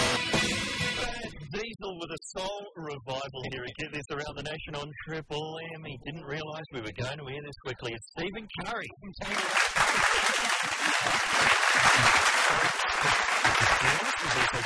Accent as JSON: {"language": "English", "country": "New Zealand", "moved": "yes", "lives_now": "Australia", "said": "I'm from New Zealand. We didn't have Graham Kennedy over there at all. And I came here in 85"}